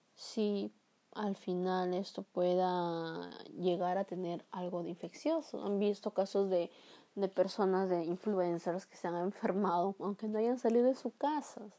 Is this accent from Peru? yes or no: yes; Peru; mi país, que es Perú